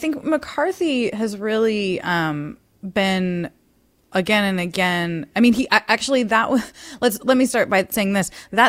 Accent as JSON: {"language": "English", "region": "California", "country": "United States", "said": "as a Californian"}